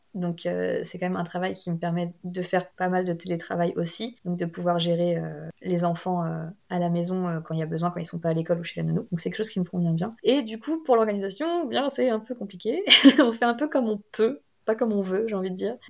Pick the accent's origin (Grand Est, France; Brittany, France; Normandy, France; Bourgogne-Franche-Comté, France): Brittany, France; near Rennes; born or raised there